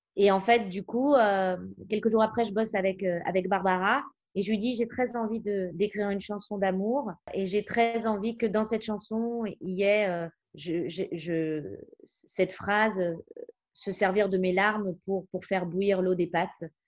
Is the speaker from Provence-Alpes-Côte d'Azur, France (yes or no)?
no; Paris, Île-de-France, France; j'ai grandi à Paris, dans, dans le 11e